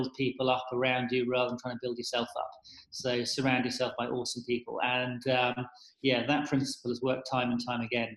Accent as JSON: {"language": "English", "region": "South West England", "country": "United Kingdom", "also_born_or_lived": "San Francisco", "moved": "as an adult", "lives_now": "London, United Kingdom", "said": "originally from the southwest of England."}